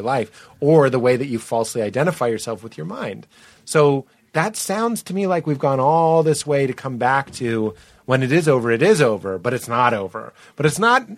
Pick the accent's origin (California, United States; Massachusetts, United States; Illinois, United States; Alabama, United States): Massachusetts, United States; Boston; I'm male, and I'm from Boston